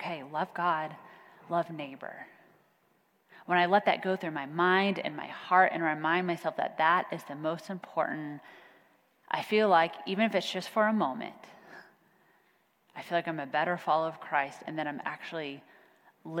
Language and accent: English; Kansas, United States; now in Plano, United States; I'm from Kansas